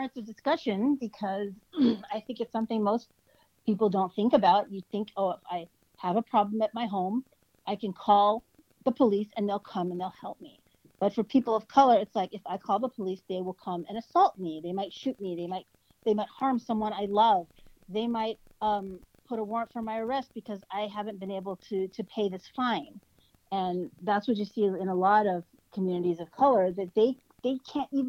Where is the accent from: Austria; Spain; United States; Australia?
United States; moved away as an adult; also born or lived in Connecticut; now in Ottawa, Canada; I'm an American, so I only speak English